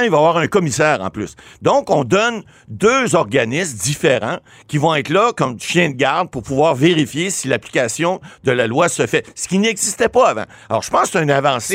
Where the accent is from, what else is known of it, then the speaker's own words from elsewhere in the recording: Ottawa, Ontario, Canada; Je suis natif d'Ottawa